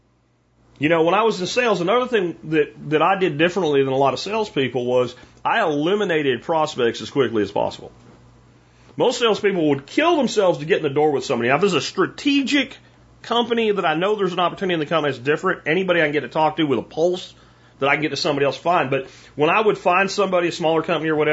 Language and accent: English; Pennsylvania, United States; now in Texas, United States; from where I grew up in Pennsylvania